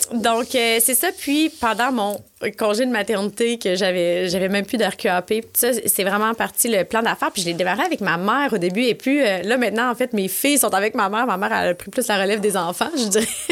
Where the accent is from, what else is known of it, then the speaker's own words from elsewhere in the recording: Quebec City, Quebec, Canada; moved away; pour venir m'installer à Québec parce que je venais de Québec